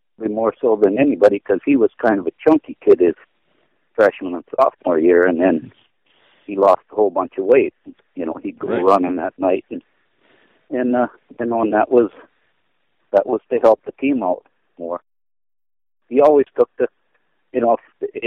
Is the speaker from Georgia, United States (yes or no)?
no; Crosby, North Dakota, United States; also born or lived in Dickinson, North Dakota / Epping, North Dakota; I was born in Crosby, North Dakota in 1946.